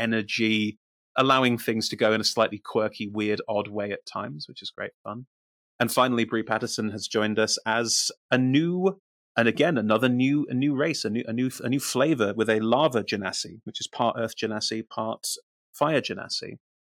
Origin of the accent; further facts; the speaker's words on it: United Kingdom; I am the Brit. I am the resident Brit.